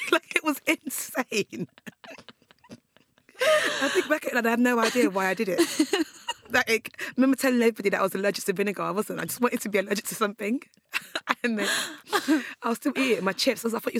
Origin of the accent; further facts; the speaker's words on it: Nigeria; moved away; also born or lived in England; So I was born there, and then I was second to Nigeria when I was about like one.